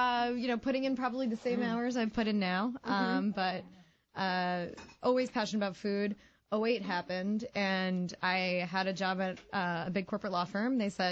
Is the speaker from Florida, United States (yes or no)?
yes; Boca Raton, Florida, United States; now in Washington, D.C., United States; I'm from Boca Raton, Florida.